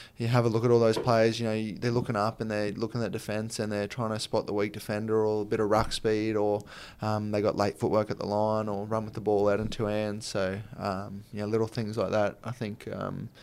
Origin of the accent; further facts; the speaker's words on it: Brisbane, Queensland, Australia; moved away; also born or lived in Townsville, Australia; it's my hometown. That's where I'm from